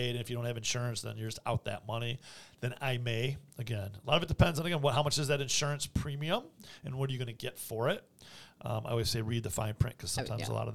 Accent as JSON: {"language": "English", "town": "Vicenza", "region": "Veneto", "country": "Italy", "tie": "born there", "said": "I was born in Vicenza, Italy, and uh, I'm not Italian uh, primarily."}